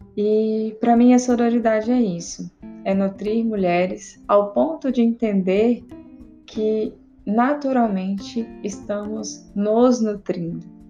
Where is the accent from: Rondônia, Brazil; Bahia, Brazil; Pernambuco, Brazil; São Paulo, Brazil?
Rondônia, Brazil; interior of; sou do interior de Rondônia